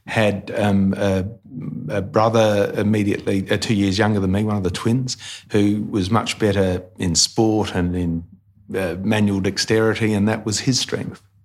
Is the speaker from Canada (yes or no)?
no; Port Lincoln, South Australia, Australia; moved away; I came from Port Lincoln